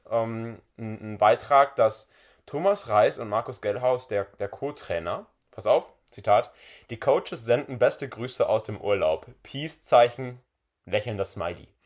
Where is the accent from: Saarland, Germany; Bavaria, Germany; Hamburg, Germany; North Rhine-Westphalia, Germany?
North Rhine-Westphalia, Germany; Bochum; Man war ja wirklich als Bochumer schon Leid erfahren vorher.